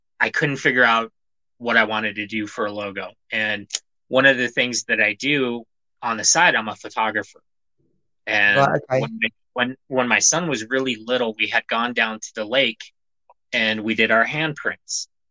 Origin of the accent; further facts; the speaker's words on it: Montana, United States; I'm a nobody from Montana